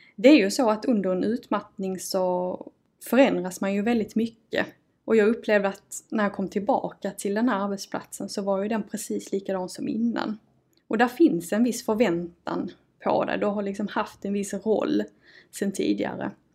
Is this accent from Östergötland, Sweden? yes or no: no; Malmö, Skåne, Sweden; accent: broad Scanian (grov skånska); Jag ehm, kommer och eh, bor i Malmö. Då hör man kanske på dialekten. Ehm, jag har faktiskt alltid fått höra att jag har en ganska grov skånska.